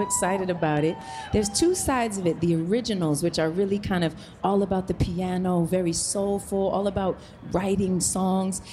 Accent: New York, United States; I'm a New Yorker

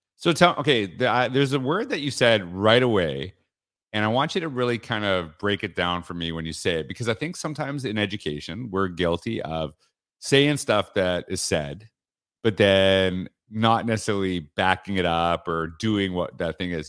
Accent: Canada; moved away as an adult; now in Florida, United States; I'm from Canada

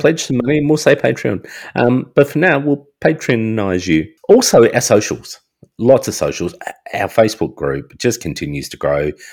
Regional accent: Australia; I'm Australian.

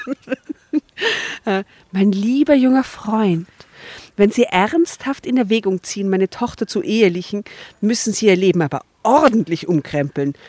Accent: Austria; bei uns in Österreich

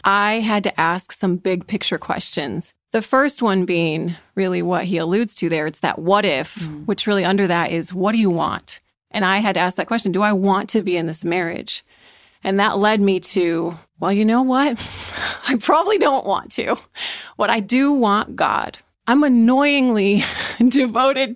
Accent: Grand Rapids, Michigan, United States; We are from Grand Rapids, Michigan

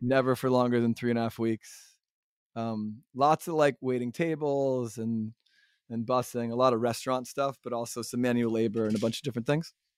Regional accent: Connecticut, United States; I grew up in Connecticut

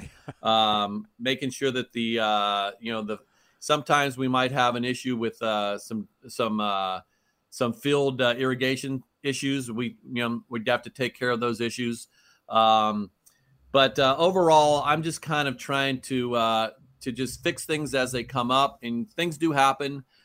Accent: Oakland, California, United States; I grew up in Oakland

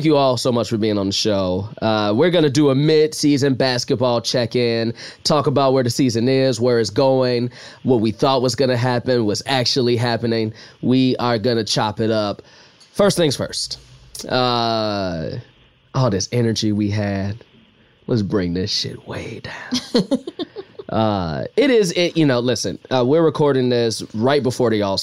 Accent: Chicago, Illinois, United States; I grew up in Chicago, born in 86

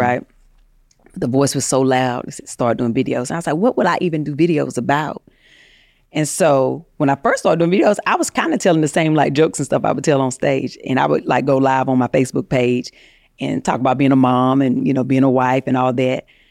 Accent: North Carolina, United States; moved away as an adult; now in Los Angeles, United States; I moved to L A from North Carolina trying to, you know, be an actress and pur-, pursue fame.

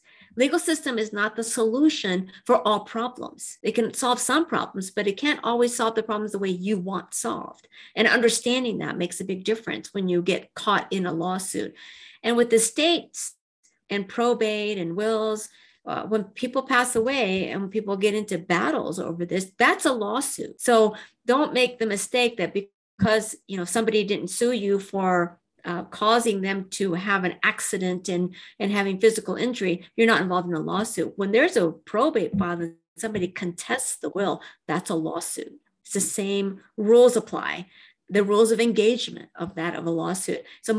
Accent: Japan; born there; I'm half Japanese, and I was born in Japan. And when I was five, I was adopted to a family, had no children, but an American Caucasian father and a Japanese mother.

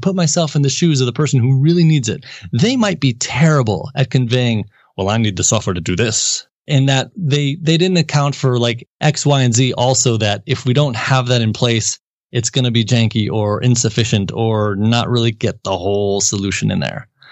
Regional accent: Milwaukee, Wisconsin, United States; moved away as an adult; also born or lived in Madison, Wisconsin / St. Louis, Missouri; born and raised in Milwaukee, Wisconsin area

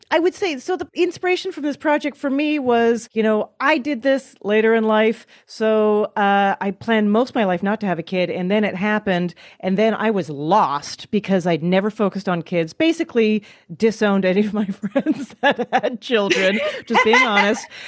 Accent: Canada; moved away as an adult; now in United States; As a Canadian

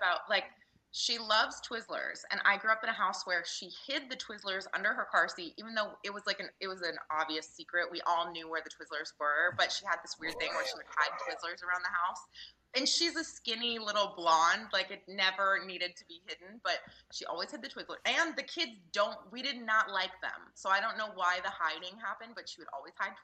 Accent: Tennessee, United States; also born or lived in Canada; I was a Canadian kid growing up in the South. I was a brown kid growing up in blonde, blue-eyed Tennessee

